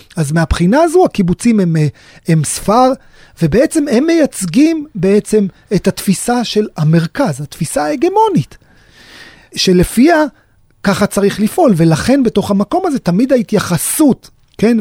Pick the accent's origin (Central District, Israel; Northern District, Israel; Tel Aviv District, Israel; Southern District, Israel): Southern District, Israel; Sderot; אני נולדתי בשדרות, גדלתי בשדרות